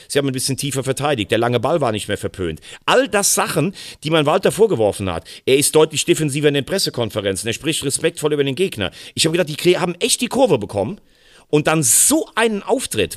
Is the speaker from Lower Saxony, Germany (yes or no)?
no; Rhineland-Palatinate, Germany; als gebürtiger Rheinland-Pfälzer